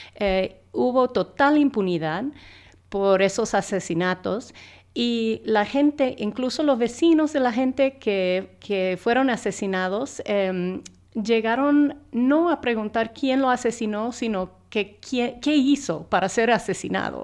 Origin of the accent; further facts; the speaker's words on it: United States; Spanish is a second language; como gringa